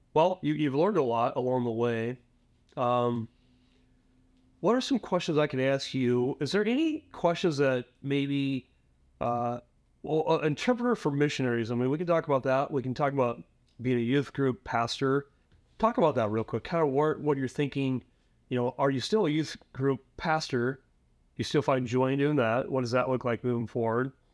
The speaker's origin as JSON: {"language": "English", "area": "Prineville", "region": "Oregon", "country": "United States", "tie": "born or raised there", "said": "my hometown, little hometown of Prime, Oregon, uh, Central Oregon"}